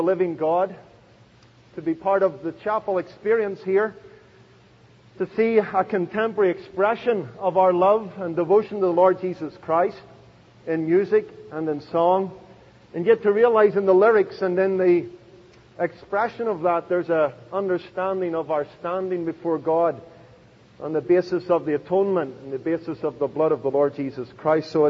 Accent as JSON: {"language": "English", "town": "Belfast", "region": "Northern Ireland", "country": "United Kingdom", "tie": "born or raised there", "moved": "yes", "lives_now": "United States", "said": "I was born in Belfast"}